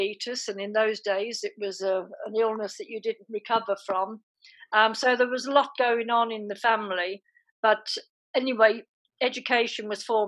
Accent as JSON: {"language": "English", "town": "Birmingham", "region": "West Midlands", "country": "United Kingdom", "tie": "born or raised there", "also_born_or_lived": "Ireland", "said": "I came to Birmingham when I was 10, and very, very briefly, I was born in Ireland"}